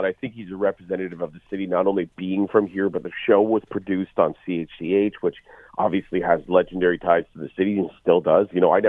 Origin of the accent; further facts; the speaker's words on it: Hamilton, Ontario, Canada; I'm a working, current working stand-up comic, from Hamilton. I'm very proud to say I'm from Hamilton.